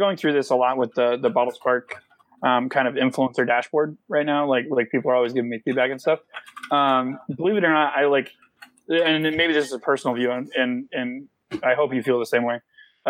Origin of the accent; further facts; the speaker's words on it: Alaska, United States; also born or lived in Vermont; I grew up in Alaska and Vermont, both bordering states that oftentimes get confused with Canada.